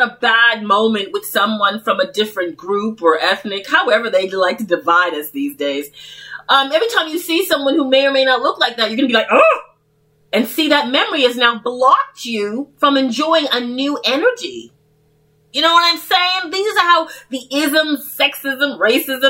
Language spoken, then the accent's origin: English; Toronto, Ontario, Canada; I was brought up in Toronto